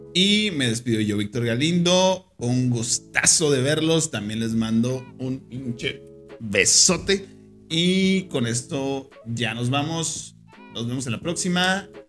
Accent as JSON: {"language": "Spanish", "country": "Mexico", "said": "uno como, como mexicano"}